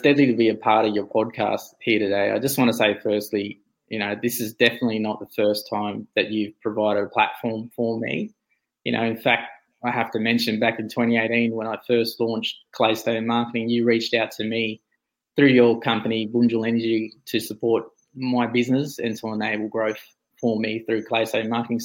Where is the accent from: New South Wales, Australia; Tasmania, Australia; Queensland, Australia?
New South Wales, Australia; Kempsey; moved away as an adult; also born or lived in Perth, Western Australia; now in Shepparton, Australia; I grew up in Kempsey